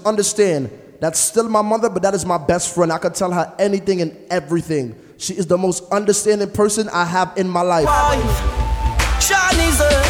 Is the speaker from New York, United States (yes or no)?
yes; New York City, New York, United States; also born or lived in Mount Vernon, New York; I was born in Mount Vernon, New York, but I was raised uptown